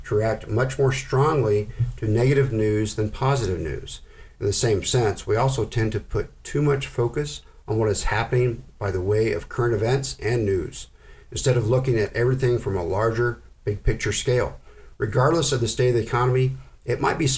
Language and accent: English; Oklahoma, United States; I grew up in Oklahoma